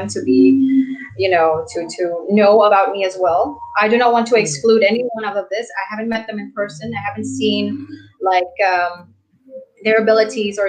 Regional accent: Cambodia; from Cambodia

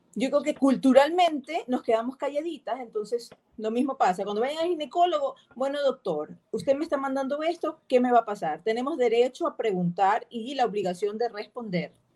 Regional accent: Ecuador; Nosotros tenemos una particularidad como sociedad, como ecuatorianas que somos

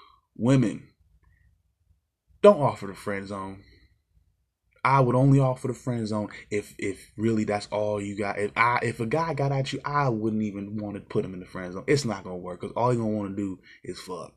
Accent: United States; we, of course, as the American fans

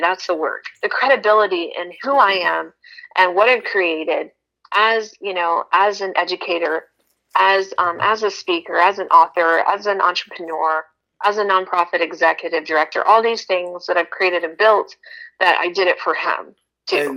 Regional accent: Texas, United States; moved away; also born or lived in Las Vegas / Thailand; I was originally from Texas

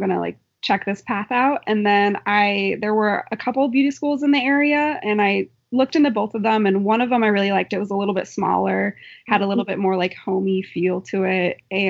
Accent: Philomath, Oregon, United States; I grew up in Philomath, Oregon, and I haven't left yet because I like this area too much.

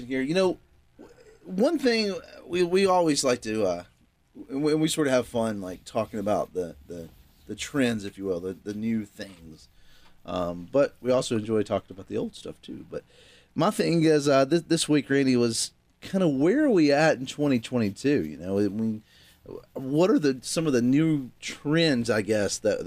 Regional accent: Virginia, United States; now in North Carolina, United States; I grew up in Virginia

